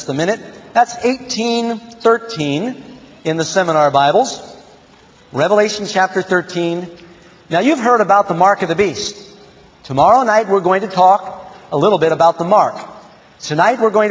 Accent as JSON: {"language": "English", "country": "United States", "said": "I am an American, and I'm technically a Protestant"}